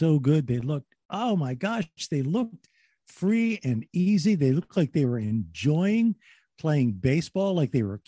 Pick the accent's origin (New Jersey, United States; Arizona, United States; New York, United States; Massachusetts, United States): New Jersey, United States; also born or lived in Philadelphia; I was born in Philadelphia. I was raised in South Jersey.